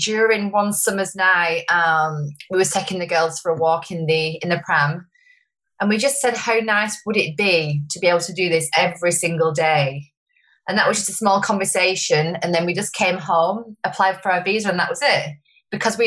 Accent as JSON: {"language": "English", "town": "Wigan", "region": "North West England", "country": "United Kingdom", "moved": "as an adult", "lives_now": "Sunshine Coast, Australia", "said": "I moved here 8.5 years ago from a town in called Wigan in the UK."}